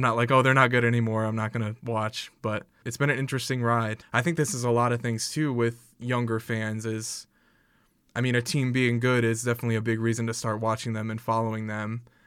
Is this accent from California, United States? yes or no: no; South Bend, Indiana, United States; I'm from South Bend